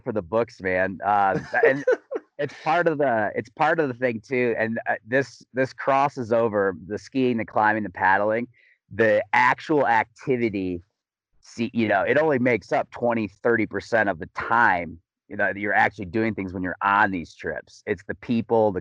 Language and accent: English; Grand Rapids, Michigan, United States; moved away as an adult; also born or lived in Missoula, Montana / Colorado; now in Salida, United States; I'm originally from Grand Rapids, Michigan. Grew up as kind of a, doing the whole kind of like Olympic development style ski racing.